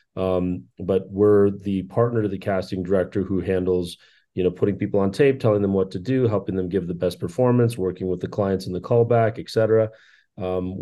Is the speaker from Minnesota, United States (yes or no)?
yes; Minnesota, United States; moved away as an adult; now in Los Angeles, United States; Born and raised in Minnesota, I left there at the age of 27 to come to Los Angeles